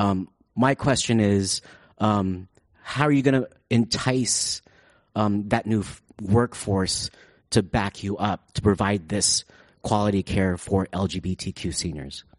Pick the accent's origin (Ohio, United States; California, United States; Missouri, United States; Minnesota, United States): California, United States; San Francisco; I grew up in San Francisco